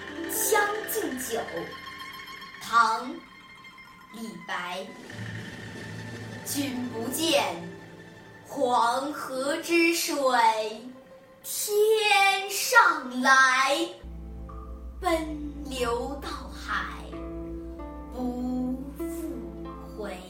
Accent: Nanning, Guangxi, China

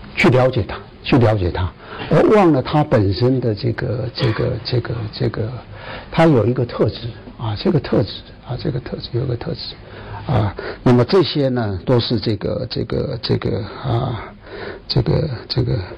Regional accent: Taiwan; 以为我是桃园的人，其实不是，我是在桃园当兵，啊，我们在台湾都要当，都要就是全部人都要当兵的

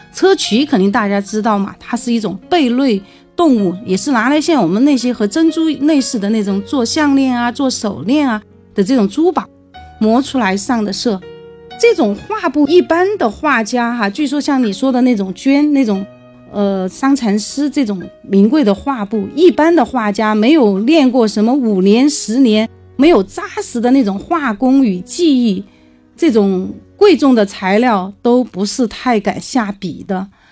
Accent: China; 我们中国人

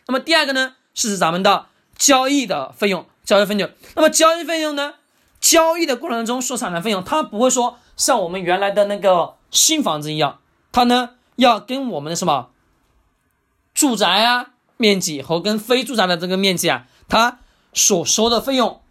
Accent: China; 我们中国人

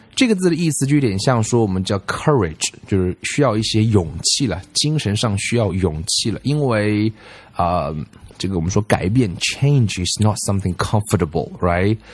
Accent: China; 在我们中国人看来

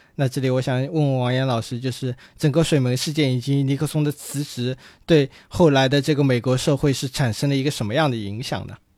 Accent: China; 对于我们中国人来说

